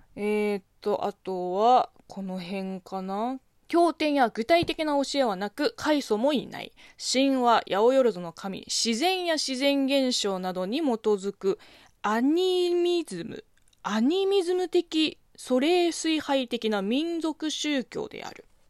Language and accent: Japanese; China; moved away; 中国生まれ中国育ちの私